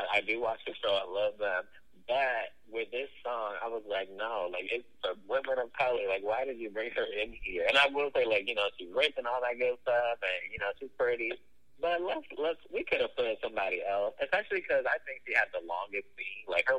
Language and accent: English; New York, United States; I grew up north near New York City, where I'm a huge fan of New York City rappers.